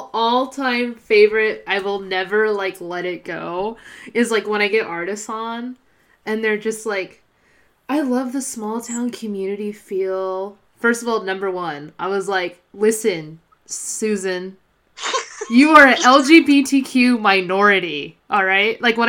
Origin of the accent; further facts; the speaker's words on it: Fresno, California, United States; also born or lived in Mariposa; I'm back in Fresno. I left Fresno for 7 years, and I've just been back for 7 months.